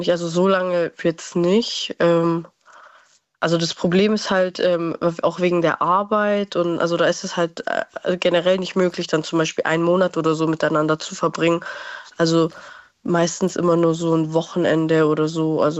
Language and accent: German; Baden-Württemberg, Germany; also ich komme ja auch nicht aus Stuttgart direkt, sondern also so 20 Minuten